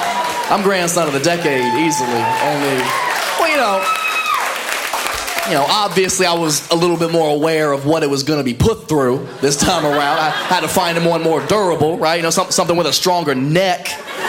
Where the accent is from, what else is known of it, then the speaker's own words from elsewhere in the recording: Ohio, United States; moved away as an adult; I'm originally from Ohio. I don't know if anybody's ever made that mistake. I never go home. I left 10 years ago right after high school